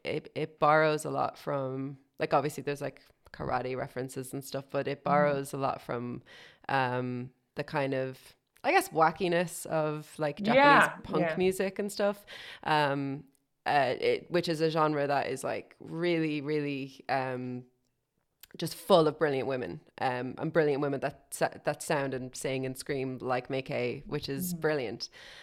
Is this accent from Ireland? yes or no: yes; Ireland; now in London, United Kingdom; as an Irish writer in London, in England